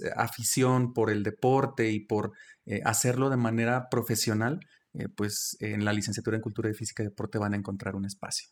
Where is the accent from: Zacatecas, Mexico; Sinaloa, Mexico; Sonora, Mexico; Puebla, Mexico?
Zacatecas, Mexico; El Plateado de Joaquín Amaro; also born or lived in Villanueva, Zacatecas / United States; yo estudié en Villanueva, pero soy originario de, del Plateado de Joaquín Amaro, es un municipio muy pequeño